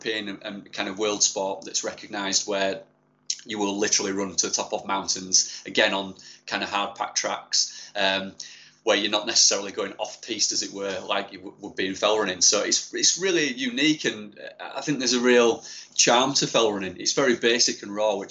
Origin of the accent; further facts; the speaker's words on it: Yorkshire and the Humber, United Kingdom; born and bred in Yorkshire